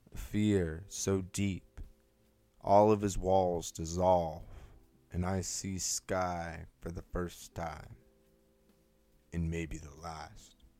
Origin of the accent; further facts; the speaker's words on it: California, United States; moved away; also born or lived in the north; I was born in California